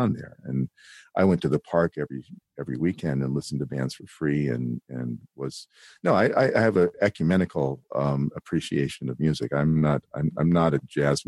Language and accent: English; Berkeley, California, United States; I grew up in Berkeley, California